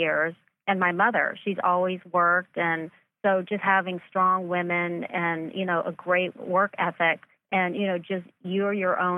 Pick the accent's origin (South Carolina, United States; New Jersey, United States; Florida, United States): South Carolina, United States; Myrtle Beach; now in Los Angeles, United States; I grew up in Myrtle Beach, South Carolina